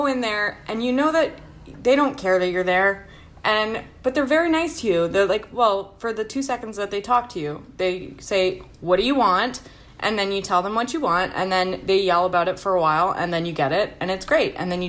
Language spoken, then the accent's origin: English; Canada; as a Canadian